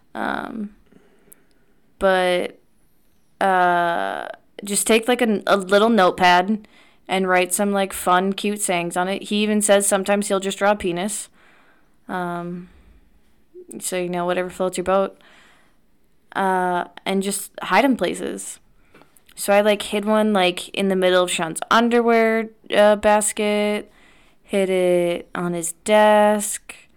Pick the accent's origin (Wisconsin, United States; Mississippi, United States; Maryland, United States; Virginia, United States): Wisconsin, United States; back home in Wisconsin